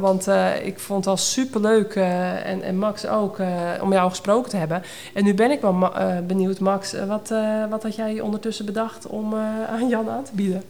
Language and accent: Dutch; Netherlands; als Hollander